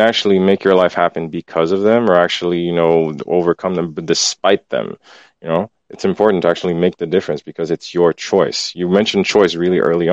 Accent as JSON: {"language": "English", "town": "Port-au-Prince", "region": "Ouest", "country": "Haiti", "tie": "born or raised there", "moved": "yes", "said": "I grew up in Haiti, Port-au-Prince"}